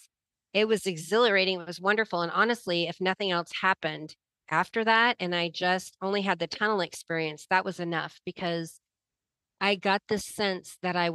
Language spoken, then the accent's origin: English; Nebraska, United States; growing up in Nebraska in the middle, you know, in the country, not in the city